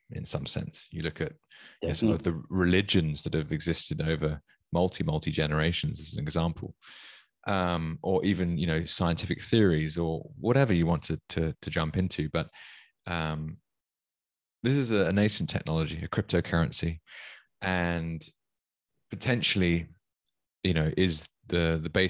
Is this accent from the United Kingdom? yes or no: yes; United Kingdom; as a Brit